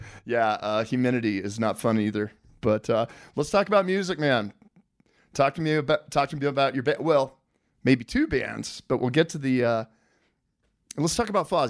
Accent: Colorado, United States; I grew up in Colorado

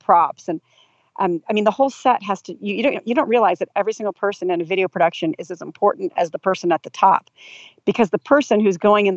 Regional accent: Del Mar, California, United States; also born or lived in Los Angeles; I'm from California. So I grew up here

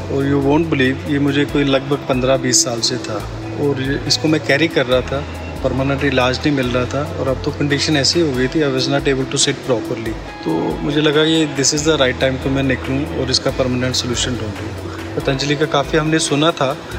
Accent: Mainpuri, Uttar Pradesh, India; मैं मैनपुरी उत्तर प्रदेश से हूँ

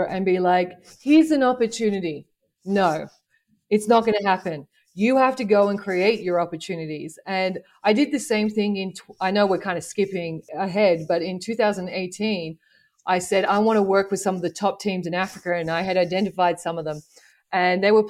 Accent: Sydney, New South Wales, Australia; moved away as an adult; growing up in Sydney as a female coach

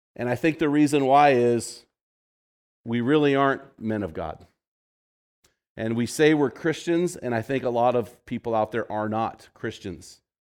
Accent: California, United States; moved away; I'm from California

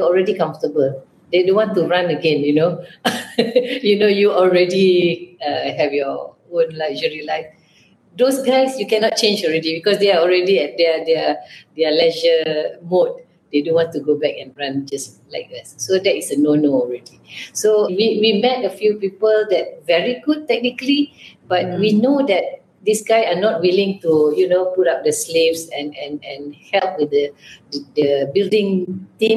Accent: Malaysia; we are Asian, we are Malaysian, you know, so I know how my team back home

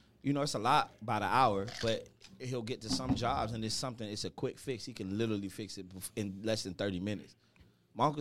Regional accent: Miami, Florida, United States; I'm from Miami

